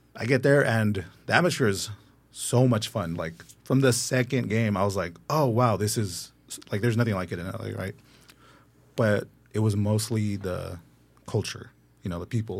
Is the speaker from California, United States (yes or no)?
yes; Los Angeles, California, United States; I'm born and raised in the Valley